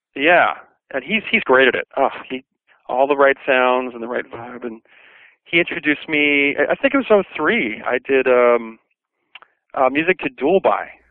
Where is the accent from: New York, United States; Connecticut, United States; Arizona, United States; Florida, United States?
New York, United States; New York City; I grew up in Brooklyn, New York